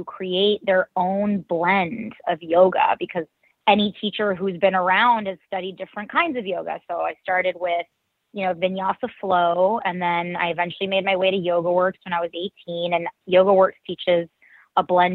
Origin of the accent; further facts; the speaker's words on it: New York City, New York, United States; I was born and raised in New York City